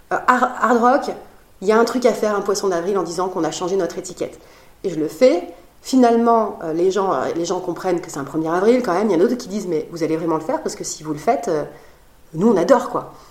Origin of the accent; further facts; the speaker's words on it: Biarritz, Nouvelle-Aquitaine, France; dans mon enfance, j'ai vécu à Biarritz, dans la même rue que la Surfrider Foundation.